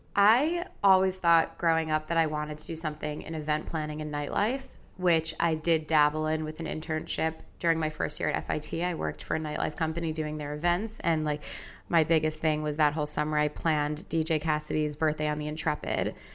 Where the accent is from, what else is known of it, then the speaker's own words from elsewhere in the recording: Long Island, New York, United States; also born or lived in Madison, Wisconsin; now in New York City, United States; I grew up on Long Island